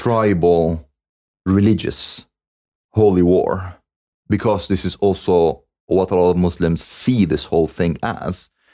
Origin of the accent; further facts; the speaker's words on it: Cairo, Cairo Governorate, Egypt; I was born in Cairo.